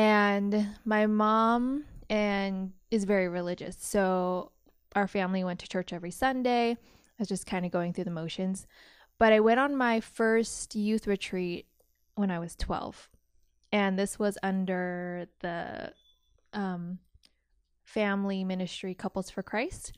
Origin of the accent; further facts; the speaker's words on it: Modesto, California, United States; also born or lived in Canada; I grew up in Modesto, California. So, Central Valley